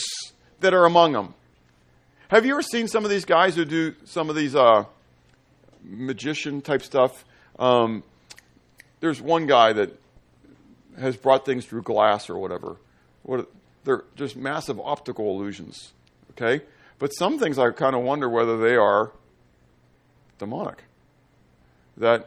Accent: Pittsburgh, Pennsylvania, United States; I grew up in Pittsburgh

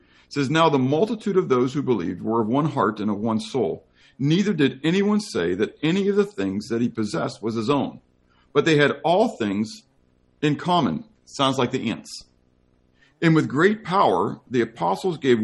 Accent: United States; I happen to be an American Christian.

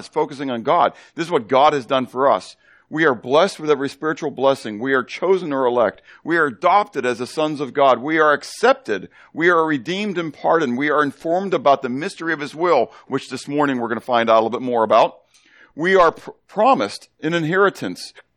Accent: Pittsburgh, Pennsylvania, United States; growing up in Pittsburgh

